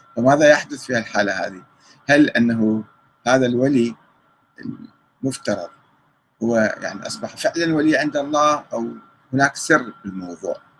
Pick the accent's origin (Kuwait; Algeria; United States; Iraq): Iraq; عندنا في العراق